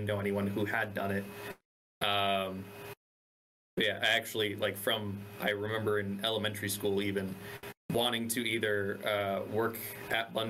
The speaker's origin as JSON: {"language": "English", "town": "Coral Springs", "region": "Florida", "country": "United States", "tie": "born or raised there", "said": "I grew up in South Florida in a little like suburban town called Coral Springs"}